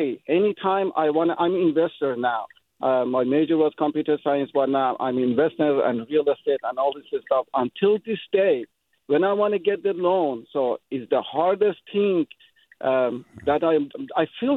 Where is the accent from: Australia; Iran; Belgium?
Iran; moved away as an adult; now in San Jose, United States; I'm from Middle East. I'm from Iran, originally from Iran. Came here in 1995.